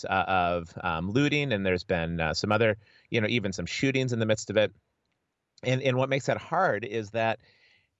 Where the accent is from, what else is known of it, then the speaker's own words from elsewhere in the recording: United States; also born or lived in Edinburgh, United Kingdom; as an American